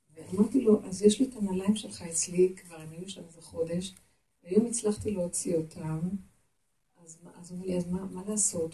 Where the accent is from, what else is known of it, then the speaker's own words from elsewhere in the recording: Jerusalem, Jerusalem District, Israel; אני ירושלמית